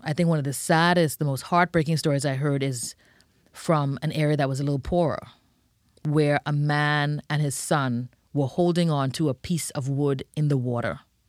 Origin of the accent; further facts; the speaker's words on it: Bahamas; now in United States; You know, I think one of the things that I love is that it's a very neighborhood, family feel. You know, that's something that I carried with me when I came to the United States.